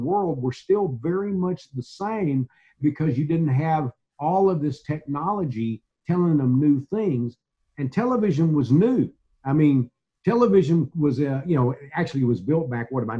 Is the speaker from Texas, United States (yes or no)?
yes; Mount Enterprise, Texas, United States; also born or lived in Gladewater, Texas; growing up in Mount Enterprise and Gladewater in the 50s and the 60s